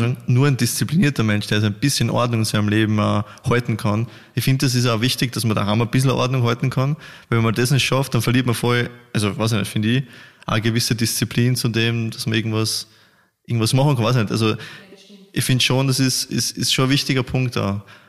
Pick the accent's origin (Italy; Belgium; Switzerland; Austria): Austria; bei uns in Österreich